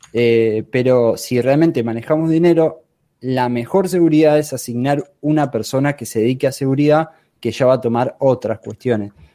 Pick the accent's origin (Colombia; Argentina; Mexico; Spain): Argentina; yo soy de Argentina